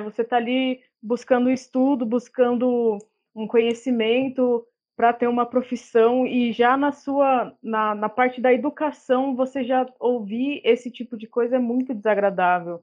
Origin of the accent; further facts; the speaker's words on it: São Paulo, Brazil; moved away as an adult; now in Bauru, Brazil; sou de São Paulo, moro aqui em Bauru tem alguns anos já, vim fazer faculdade